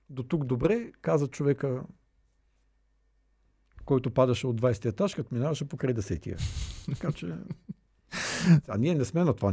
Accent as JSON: {"language": "Bulgarian", "country": "Bulgaria", "said": "аз слушай, като българин, аз го"}